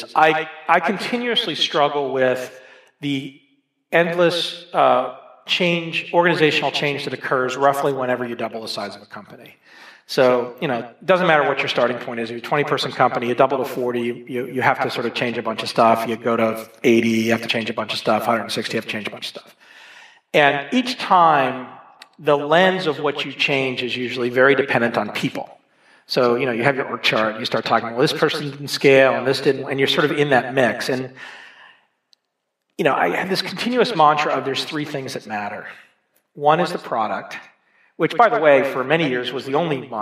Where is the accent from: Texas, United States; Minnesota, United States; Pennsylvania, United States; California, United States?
Texas, United States; Dallas; also born or lived in Boston; now in Boulder, United States; I grew up in Dallas, Texas.